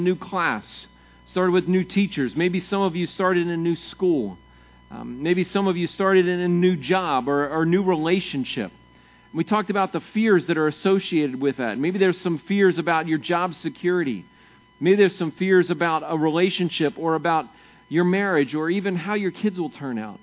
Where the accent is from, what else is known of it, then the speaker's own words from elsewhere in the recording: Maryland, United States; moved away; I grew up in Maryland, and Maryland's fairly flat.